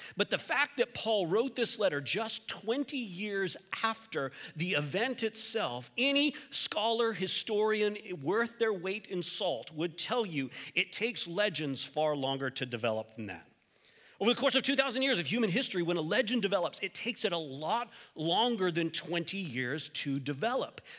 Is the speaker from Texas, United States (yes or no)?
yes; Texas, United States; moved away; I'm from Texas